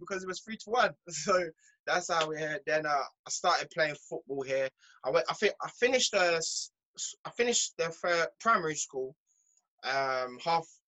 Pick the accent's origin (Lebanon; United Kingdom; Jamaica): Jamaica; moved away; I was born in Jamaica. My mom and dad split